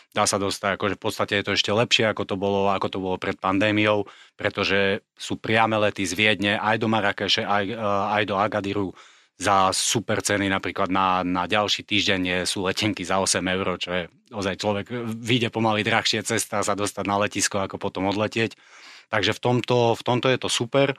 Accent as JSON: {"language": "Slovak", "country": "Slovakia", "also_born_or_lived": "Morocco", "moved": "as an adult", "said": "ja som osobne bol na Slovensku cez leto po 15 rokoch. Od mojich, myslím, 18 rokov som leto na Slovensku nestravil"}